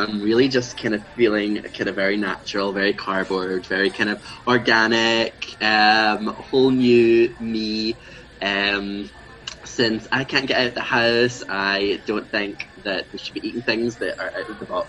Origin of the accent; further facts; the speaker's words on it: Glasgow, Scotland, United Kingdom; also born or lived in Edinburgh; I grew up in Glasgow. I was born in Edinburgh, but I moved quick enough that I never got the accent, I think.